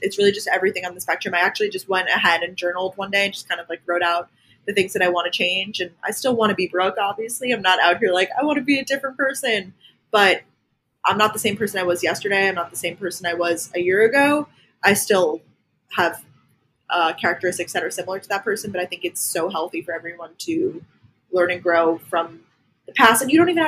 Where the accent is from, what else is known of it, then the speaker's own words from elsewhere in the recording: Long Island, New York, United States; moved away as an adult; also born or lived in Athens, Georgia / Boston; I'm originally from Long Island, New York